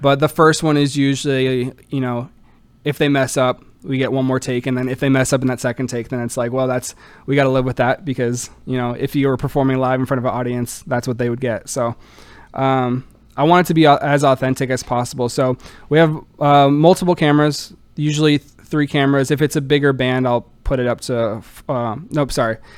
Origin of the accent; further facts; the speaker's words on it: Orlando, Florida, United States; moved away as an adult; now in Kenosha, United States; Born and raised in Orlando, Florida